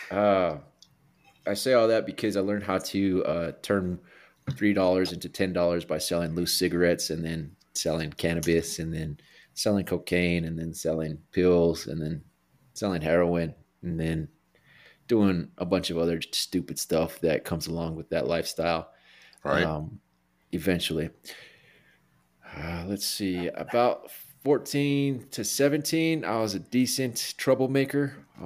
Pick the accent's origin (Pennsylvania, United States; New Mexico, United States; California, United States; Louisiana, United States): New Mexico, United States; Albuquerque; I'm from Albuquerque, New Mexico, born and raised, the Duke City.